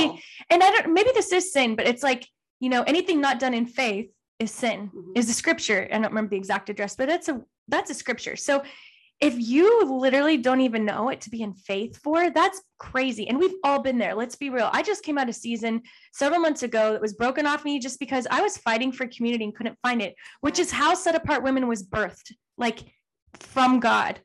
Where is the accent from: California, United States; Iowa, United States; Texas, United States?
Texas, United States; we grew up in Texas